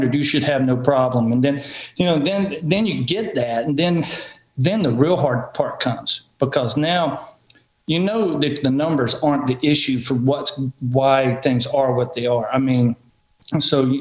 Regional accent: Marion, Virginia, United States; pro ball in my hometown

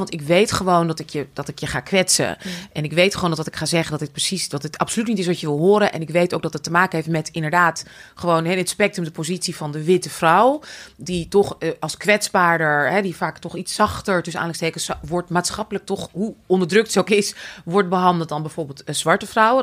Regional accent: Amsterdam, North Holland, Netherlands; ik ben natuurlijk opgegroeid in Amsterdam.

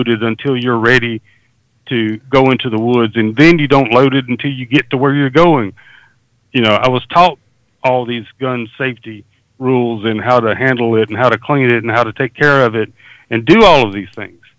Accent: Deep South, United States; I grew up in the Deep South, and hunting was and still is a way of life.

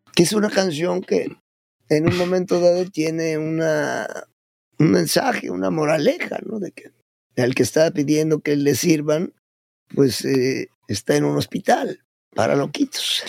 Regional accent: Puebla, Mexico; moved away; also born or lived in Mexico City; yo soy de allá de la República de los Camotes y los Borrachitos

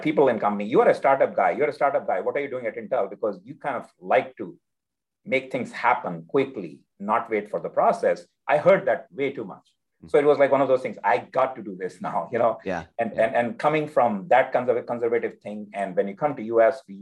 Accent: India; now in Austin, United States; As a child, I grew up in India.

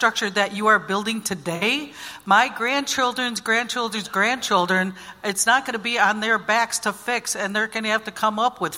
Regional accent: Michigan, United States; I'm from the Little Traverse Bay Band of Odawa Indians in the state of Michigan.

